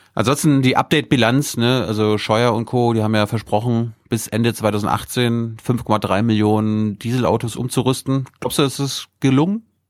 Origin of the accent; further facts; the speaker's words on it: Mecklenburg-Vorpommern, Germany; für mich als Mecklenburger